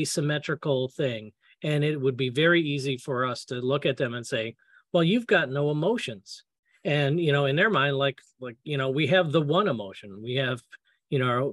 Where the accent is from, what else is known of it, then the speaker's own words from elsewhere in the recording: United States; I'm an American.